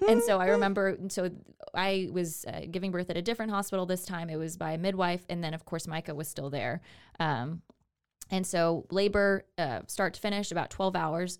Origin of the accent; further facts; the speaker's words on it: Houston, Texas, United States; I'm originally from the Houston area